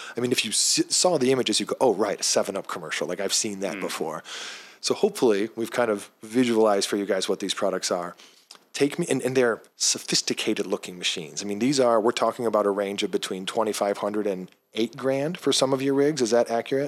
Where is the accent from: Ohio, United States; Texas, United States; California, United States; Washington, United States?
Ohio, United States; Cincinnati; my hometown